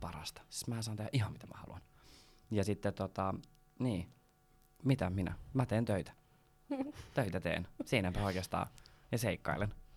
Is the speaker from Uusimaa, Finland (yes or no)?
yes; Porvoo, Uusimaa, Finland; first language Swedish; Finnish is a second language; mulla on tää mun ihana murre, niin mä oon tosiaan suomenruotsalainen. Niin Porvoosta kotoisin. Äidinkieli ruotsi.